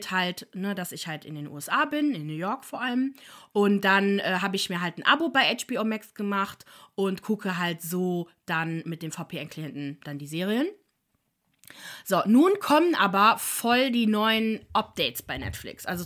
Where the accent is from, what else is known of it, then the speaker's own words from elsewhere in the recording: Ireland; Oh, ah, ich bin Irin und weiß das nicht